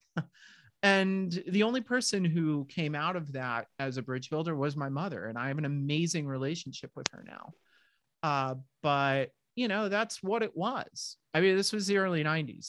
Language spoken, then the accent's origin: English; southern New Hampshire, United States; moved away as an adult; also born or lived in Middle Village, Queens, New York / San Francisco; we moved from Middle Village, Queens, for those of you who know New York City, uh, all the way up to southern New Hampshire, which was pretty darn rural in that day. My town had maybe 4,000 people in it total